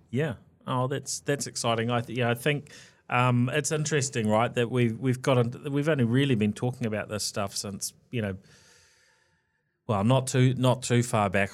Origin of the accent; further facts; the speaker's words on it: New Zealand; being a Kiwi